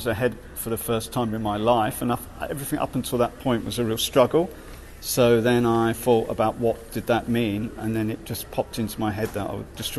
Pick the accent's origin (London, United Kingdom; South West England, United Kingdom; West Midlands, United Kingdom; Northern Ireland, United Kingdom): London, United Kingdom; Ilford; I was brought up in Ilford.